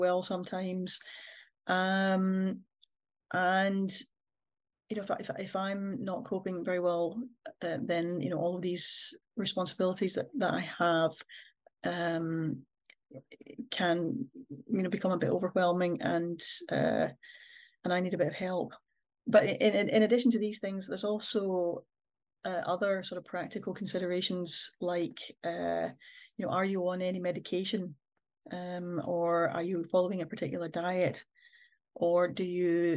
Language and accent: English; Scotland, United Kingdom; I'm a Scottish person